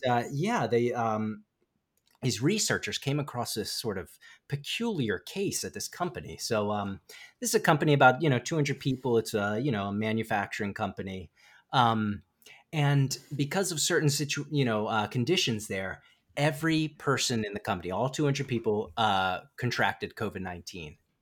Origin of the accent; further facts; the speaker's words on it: Frederick, Maryland, United States; my hometown of Frederick, Maryland